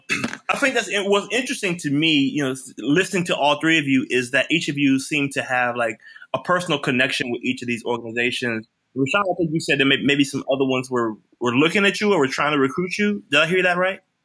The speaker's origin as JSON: {"language": "English", "town": "Memphis", "region": "Tennessee", "country": "United States", "moved": "yes", "said": "I'm from Memphis"}